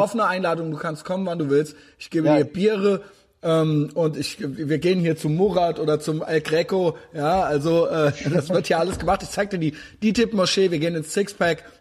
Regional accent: Koblenz, Rhineland-Palatinate, Germany; Ich komme nämlich aus Koblenz

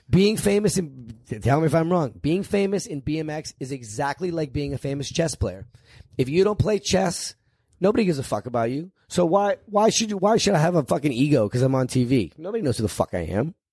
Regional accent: Northeast Ohio, United States; I grew up in Northeast Ohio

